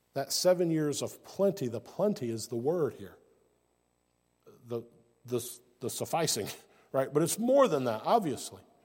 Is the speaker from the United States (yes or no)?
yes; United States; I'm from the United States